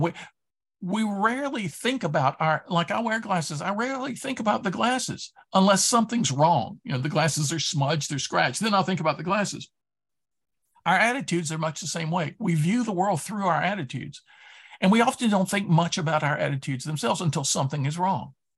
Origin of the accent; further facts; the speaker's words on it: Durham, North Carolina, United States; I grew up in Durham, North Carolina